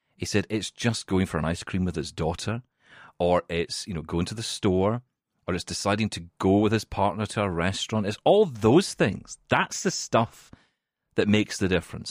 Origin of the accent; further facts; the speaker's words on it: Scotland, United Kingdom; I'm from Scotland and we call it Irvine